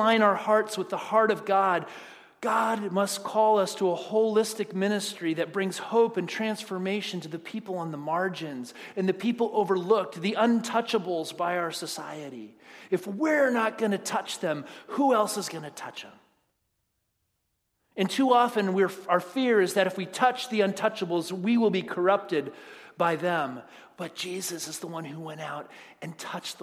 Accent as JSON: {"language": "English", "country": "United States", "said": "we as American Christians"}